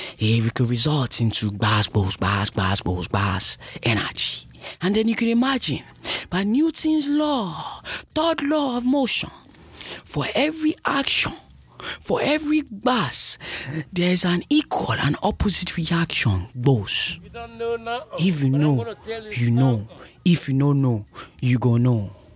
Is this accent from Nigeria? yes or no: yes; Nigeria; also born or lived in New York; I'm Nigerian